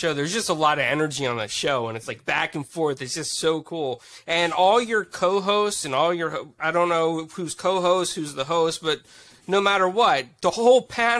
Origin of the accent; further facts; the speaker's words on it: Pennsylvania, United States; now in Tampa, United States; I'm a Philly fan because I'm from Pennsylvania.